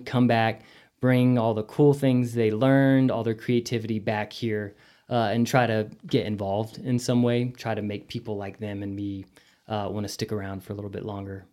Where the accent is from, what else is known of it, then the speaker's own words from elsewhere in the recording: Amarillo, Texas, United States; moved away as an adult; growing up in Amarillo